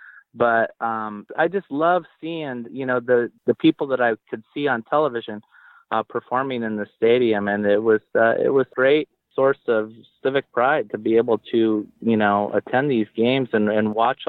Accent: El Cajon, California, United States; where I grew up in El Cajon or in East County, San Diego

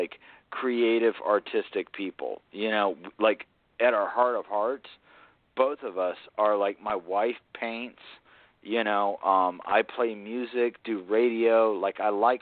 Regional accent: Atlanta, Georgia, United States; also born or lived in South Carolina (near Charleston); I grew up in Atlanta

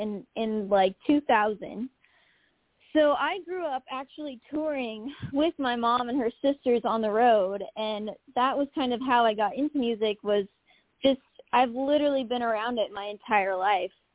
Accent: Omaha, Nebraska, United States; moved away as an adult; now in Nashville, United States; my hometown of Omaha, Nebraska.

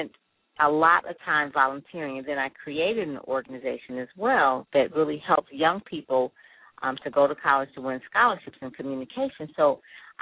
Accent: Detroit, Michigan, United States; I'm from Detroit, went to Detroit Public Schools and, you know, went to Cass Tech, went to Wayne State

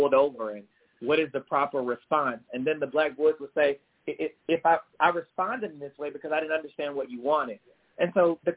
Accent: United States; also born or lived in Greenwood, Mississippi; I was from the States

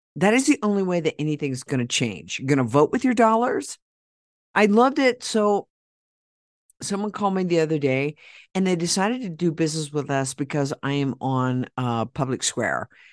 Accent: Oklahoma, United States; in Oklahoma, my hometown

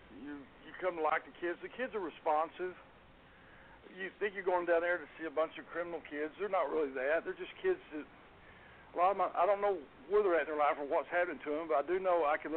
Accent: Garland, Texas, United States; I grew up in Garland, Texas. I've lived in Garland all my life

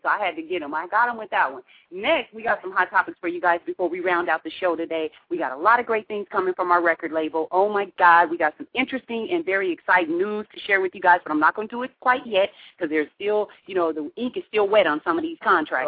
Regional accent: Pacific Northwest, United States; we're from the Pacific Northwest

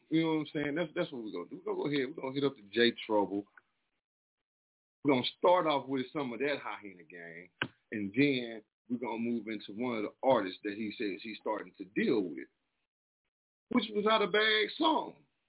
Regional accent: the South, United States; moved away; also born or lived in Detroit, Michigan; we're in the Midwest right now. But I'm from the South, you dig?

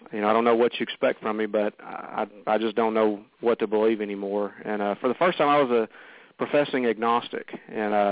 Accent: the South, United States; I grew up here in the South in the Bible Belt

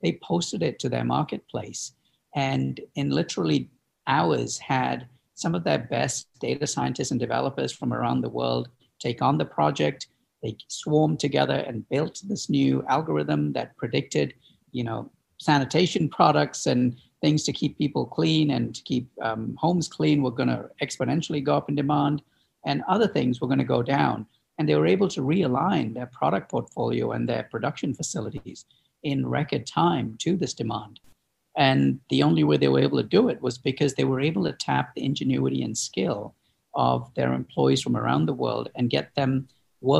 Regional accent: Chicago, Illinois, United States; my hometown here in Chicago

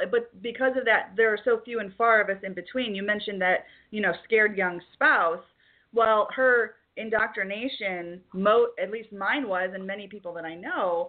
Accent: Detroit, Michigan, United States; moved away as an adult; also born or lived in the South; I hail from Detroit.

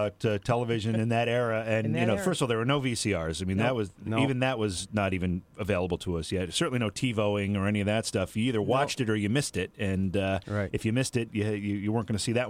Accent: New York, United States; where I was growing up in New York State, we did not have Syracuse television on our network. What I had was New York City television

